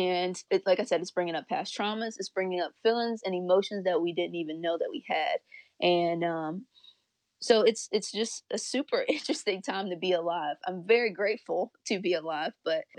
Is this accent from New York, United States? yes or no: no; Louisiana, United States; moved away; I grew up in Louisiana